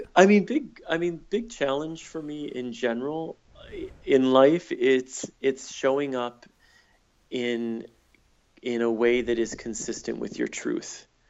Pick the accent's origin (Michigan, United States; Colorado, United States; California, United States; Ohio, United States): Michigan, United States; moved away as an adult; also born or lived in San Francisco; I moved from Michigan, where I grew up and went to college, to San Francisco